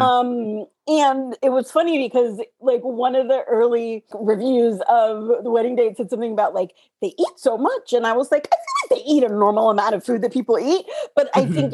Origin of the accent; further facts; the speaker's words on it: United States; growing up in America as a girl